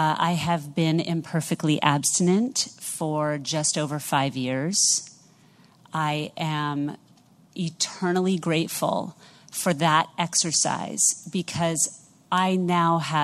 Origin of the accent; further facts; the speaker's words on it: New York City, New York, United States; I am from New York City